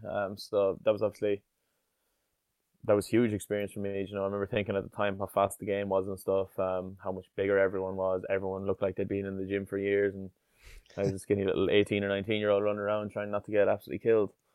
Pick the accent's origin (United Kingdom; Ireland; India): Ireland; Ballina, Munster; also born or lived in Cork / Limerick / Grenoble, France; I was born in Cork, um, but then we quickly moved down to Limerick and then out to Ballina and Tipperary